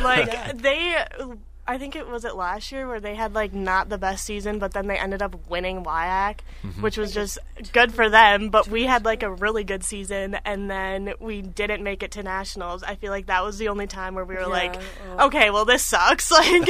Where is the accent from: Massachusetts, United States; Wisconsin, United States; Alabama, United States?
Wisconsin, United States; River Falls; But I grew up in River Falls. I know those coaches very well, obviously being from there.